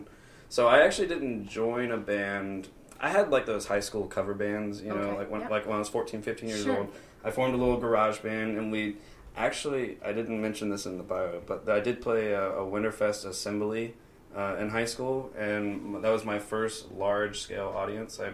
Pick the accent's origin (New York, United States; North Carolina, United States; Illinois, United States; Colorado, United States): North Carolina, United States; now in Las Vegas, United States